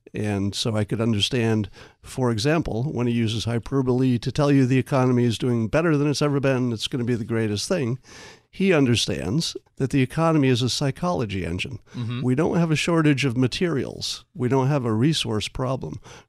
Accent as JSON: {"language": "English", "region": "New York", "country": "United States", "tie": "born or raised there", "said": "One is I grew up in New York, mm-hmm. upstate, but it's close enough to get sort of the New York sensibility."}